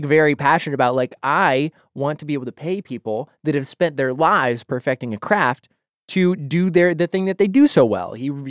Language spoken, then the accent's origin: English; Boise, Idaho, United States; I grew up in Boise, Idaho.